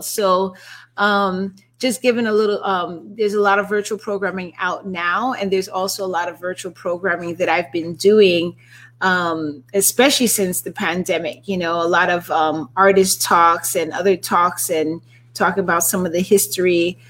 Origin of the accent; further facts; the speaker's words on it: New York City, New York, United States; NYC represent. Absolutely. I'm from New York too.